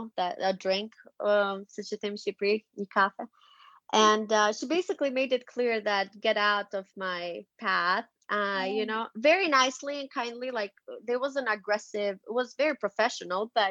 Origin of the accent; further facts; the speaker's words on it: Tirana, Tirana County, Albania; moved away as an adult; also born or lived in Salt Lake City, Utah / Virginia; now in United States; I'm Albanian, born and raised. I was born and raised in Tirana